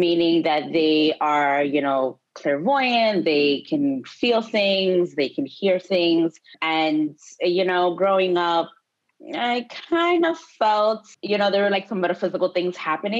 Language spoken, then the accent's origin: English; New York, United States; I'm Dominican American, you know, grew up poor, working class, immigrant household, immigrant community in Washington Heights here in New York